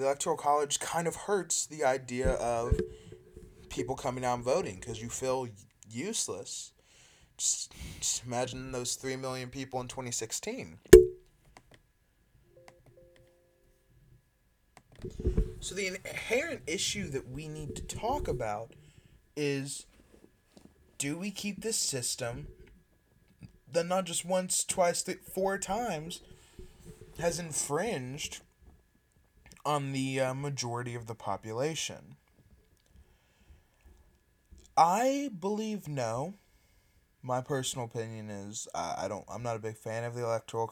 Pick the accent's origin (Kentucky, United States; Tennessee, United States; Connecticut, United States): Kentucky, United States; my home state of Kentucky